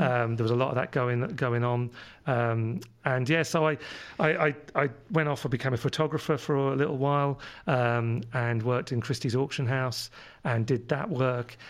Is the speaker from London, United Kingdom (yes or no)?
yes; London, United Kingdom; accent: London; moved away; my London accent comes from living over in London when I was, where I was born, uh, fifty years ago